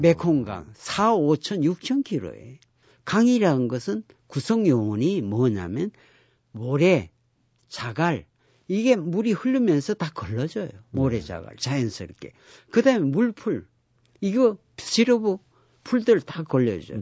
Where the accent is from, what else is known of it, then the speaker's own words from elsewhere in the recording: Geoje, South Gyeongsang, South Korea; 우리 고향이 거제도 장승포이기 때문에